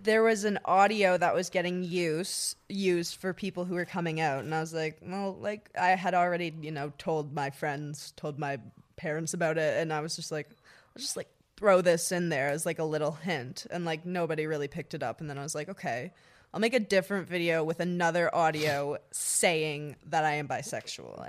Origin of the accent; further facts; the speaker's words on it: Ottawa, Ontario, Canada; I'm from Ottawa, Canada. I lived in a little town called Sisville.